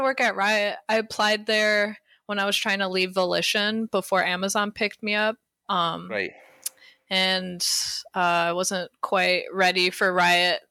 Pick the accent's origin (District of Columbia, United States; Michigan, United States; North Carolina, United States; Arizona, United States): Michigan, United States; Detroit; moved away as an adult; also born or lived in Illinois / Irvine, California; now in Los Angeles, United States; I'm originally from the Detroit area, Detroit, Michigan